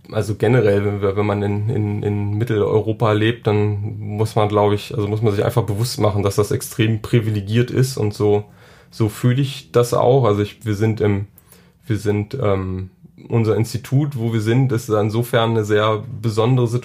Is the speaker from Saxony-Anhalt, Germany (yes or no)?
yes; Saxony-Anhalt, Germany; ich komme, wie gesagt, aus Sachsen-Anhalt. Ähm, vom Land